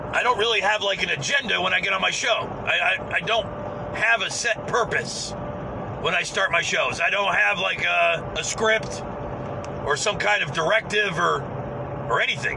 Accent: United States; I'm an American.

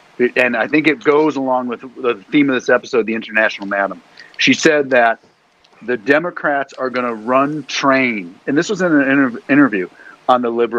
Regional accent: Ireland; I'm Irish.

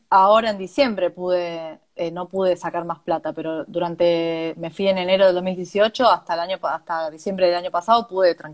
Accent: Argentina; moved away; Siendo argentino tenés que buscarle la vuelta.

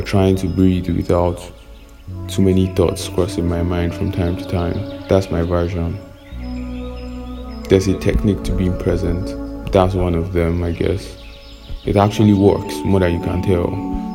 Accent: Nigeria

